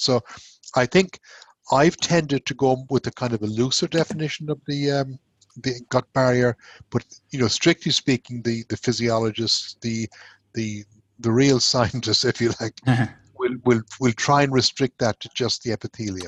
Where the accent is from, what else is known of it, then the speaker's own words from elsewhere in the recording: Ireland; moved away as an adult; also born or lived in Glasgow, Scotland / Manchester, United Kingdom / Nebraska, United States / Cork, Ireland; now in Houston, United States; I'm, actually Irish, um, where I went to medical school and did my intern year